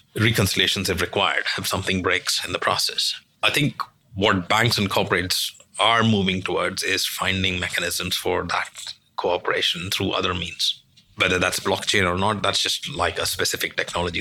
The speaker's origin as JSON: {"language": "English", "country": "India", "moved": "yes", "lives_now": "London, United Kingdom", "said": "I'm originally from India. I'm a senior partner in London"}